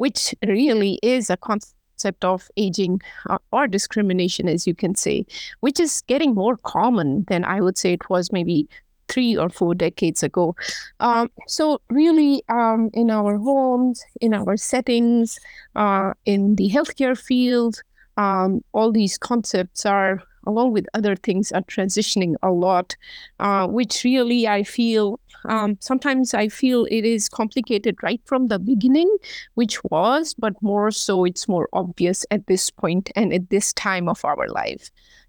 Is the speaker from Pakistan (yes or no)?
yes; Pakistan; moved away as an adult; now in United States; I've been in the United States for the last almost 21 years, and I grew up in Pakistan.